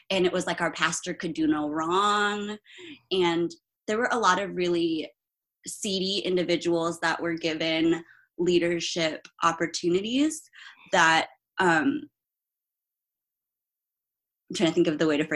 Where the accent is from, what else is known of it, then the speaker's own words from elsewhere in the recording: Philippines; also born or lived in Germany; I'm Filipino, so there's that whole uh, like Asian parent aspect.